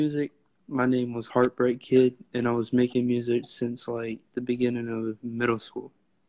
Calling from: Waycross, Georgia, United States; I'm coming live from Waycross, Georgia.

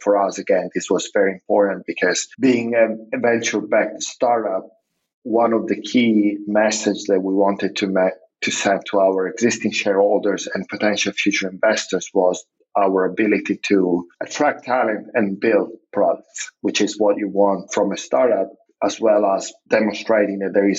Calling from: Zagreb, City of Zagreb, Croatia; I'm actually calling from Zagreb, which is one of our office location

